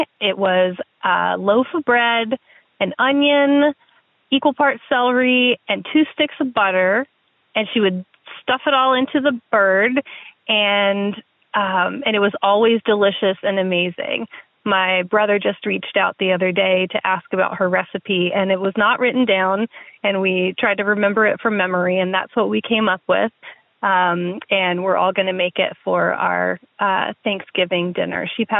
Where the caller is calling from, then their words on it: Springfield, Oregon, United States; I'm calling from Springfield, Oregon.